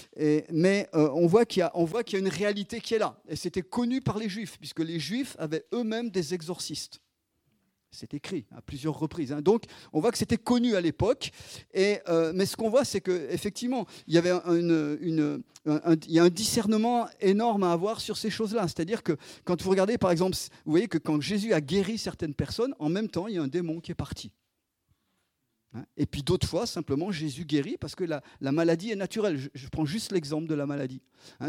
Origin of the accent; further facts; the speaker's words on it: Isère, Auvergne-Rhône-Alpes, France; moved away as an adult; also born or lived in Chad / Grenoble / Lyon; on est dans l'Isère, on est revenu dans un petit bled, là où je suis né